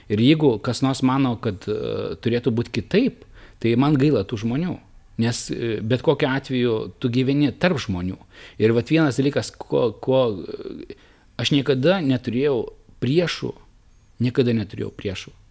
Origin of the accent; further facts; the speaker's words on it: Samogitia, Lithuania; aš nebūčiau žemaitis, tai be abejonių e, tikriausiai būtų mane ir palaužę e, psichologiškai, bet aš esu žemaitis, kuo žemaitį labiau spaudžia, tuo jisai darosi kitesnis.